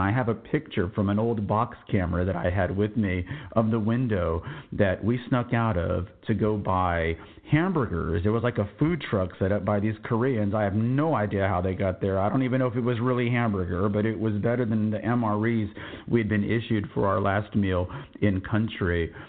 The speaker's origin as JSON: {"language": "English", "town": "San Antonio", "region": "Texas", "country": "United States", "tie": "born or raised there", "moved": "as an adult"}